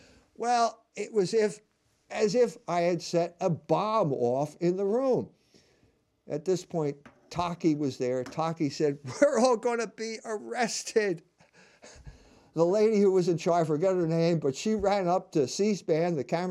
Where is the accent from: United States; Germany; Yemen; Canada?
United States; the North; I'm a Catholic from the North. I'm not white. I'm biracial. I'm Irish and German.